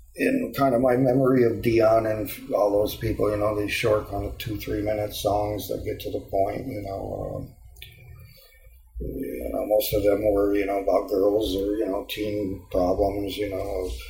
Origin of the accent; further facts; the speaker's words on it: Endicott, New York, United States; moved away as an adult; now in San Diego, United States; growing up in Endicott, you know, I spent 24 years there.